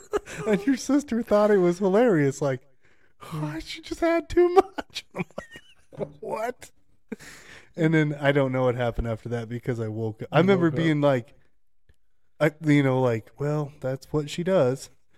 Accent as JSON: {"language": "English", "country": "United States", "said": "Because I'm an American, and we're in America."}